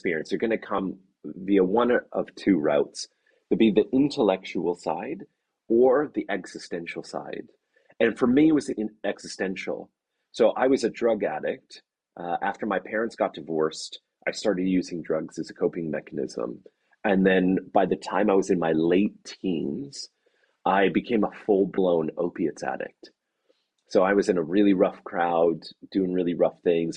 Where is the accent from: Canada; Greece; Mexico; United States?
Canada; moved away as an adult; now in Oxford, United Kingdom; I'm Canadian